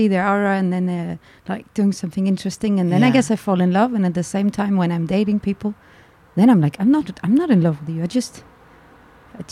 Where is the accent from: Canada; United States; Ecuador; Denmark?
Denmark; moved away as an adult; now in Berlin, Germany; I'm from Denmark and I'm 32.